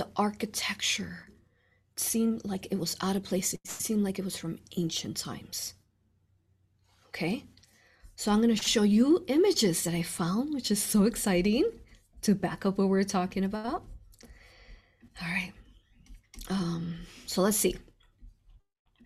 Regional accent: Chicago, Illinois, United States; I was born in Cook County Hospital, Chicago. I was born and raised there

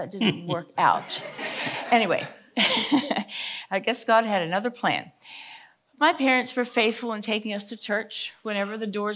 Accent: Greenwood, Delaware, United States; I grew up here in this area of Greenwood, Delaware. This is my hometown

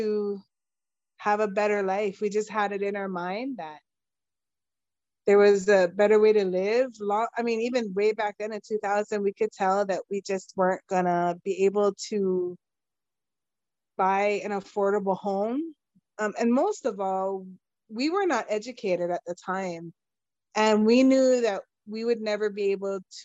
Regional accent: Kaneohe, Hawaii, United States; moved away as an adult; now in Gilbert, Arizona, United States; I am born and bred in Kaneohe on Oahu

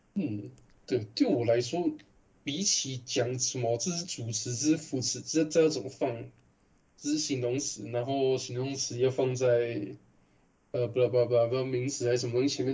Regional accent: Taiwan; accent: Taiwanese; 我一开始我口音根本很台式的

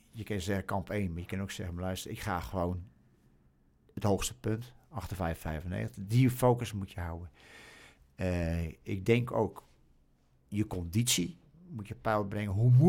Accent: Australia; Oh, we komen uit Australië en we, we weten niet wat kou is.

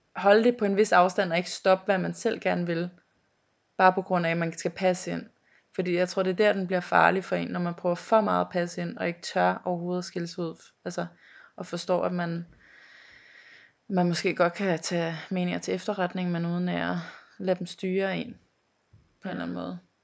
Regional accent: North Zealand, Capital Region of Denmark, Denmark; jeg er fra Næum. Og hvor det, er det? Det ligger ved øh, Skodsborg, Holte, derhen af

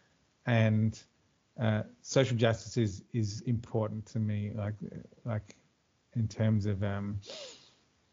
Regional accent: Queensland, Australia; now in Melbourne, Australia; originally I'm a Queenslander too, so I lived most of my life in the Sunshine State, as we call it.

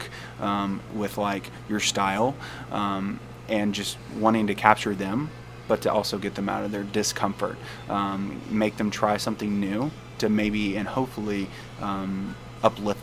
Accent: Nashville, Tennessee, United States; moved away as an adult; now in Quad Cities, United States; I'm not originally from here. I'm from Nashville, Tennessee originally. Moved to the Quad Cities about 2 years ago.

